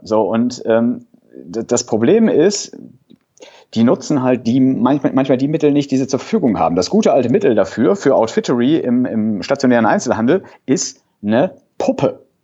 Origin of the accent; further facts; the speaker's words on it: a small town near Cologne, North Rhine-Westphalia, Germany; Bin Rheinländer, ja, auch vom, vom Herzen her, komme aus einer kleinen Stadt hier in der Nähe von Köln